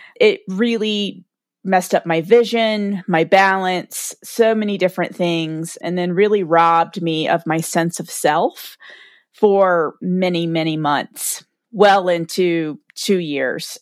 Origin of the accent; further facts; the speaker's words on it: the South, United States; I'm from the South, like, everyone's stoic. We bless everyone's hearts and drink sweet tea and go to church on Sunday and pray it away